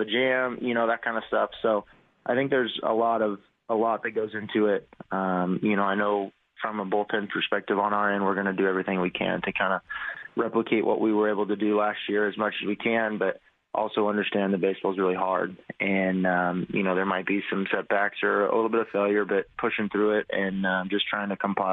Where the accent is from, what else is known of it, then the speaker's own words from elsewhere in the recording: Oklahoma, United States; growing up in Oklahoma